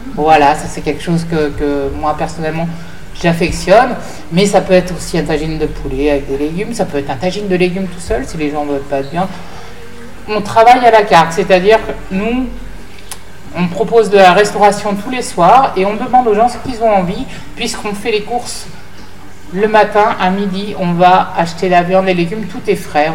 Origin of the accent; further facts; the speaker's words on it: France; on est des Occidentaux, on est des Français.